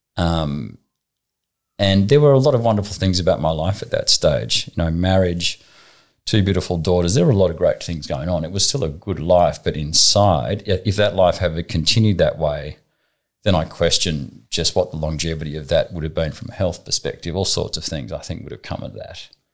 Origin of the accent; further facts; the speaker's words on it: Southern Highlands, New South Wales, Australia; also born or lived in Sydney; I was born in Sydney, not far from here, Jersey Road, so maybe 300 metres away. Um, when I was young, we moved to a property um, down in the Southern Highlands